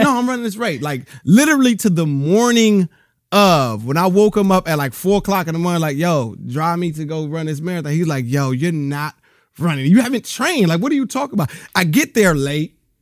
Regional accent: Rialto, California, United States; also born or lived in Bellflower, California / Compton, California; I grew up in Rialto, California.

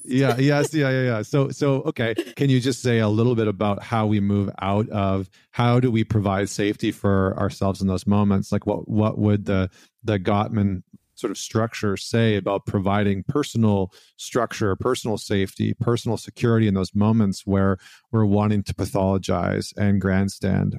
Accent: Canada; I'm Canadian

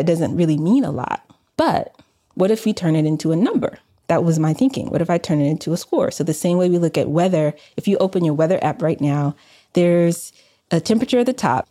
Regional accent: Atlanta, Georgia, United States; moved away as an adult; also born or lived in Massachusetts; I was born and raised in the Swat, Southwest Atlanta

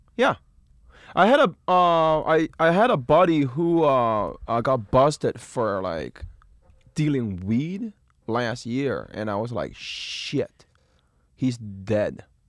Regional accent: Beijing, China; moved away; I'm from Beijing.

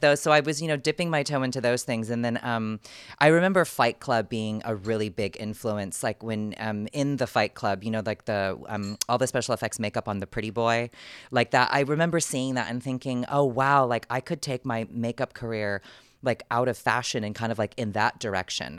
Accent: San Diego, California, United States; moved away as an adult; also born or lived in New York; I'm from San Diego, California

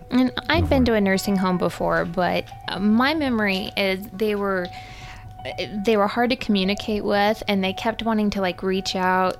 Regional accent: Texas, United States; growing up in Texas

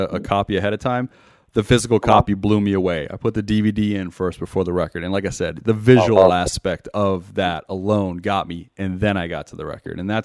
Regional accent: Las Vegas, Nevada, United States; also born or lived in Montenegro; I grew up out here

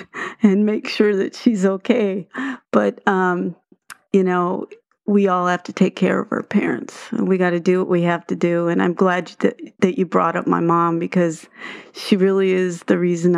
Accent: Fargo, North Dakota, United States; born there; Well, what I failed to tell you was that I was born in Fargo.

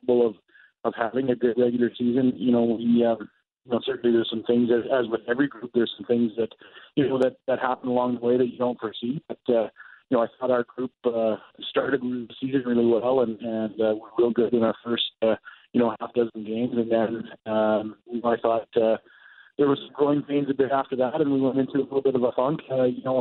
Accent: Dominion City, Manitoba, Canada; now in Virden, Canada; Dominion City, South Winnipeg is my hometown

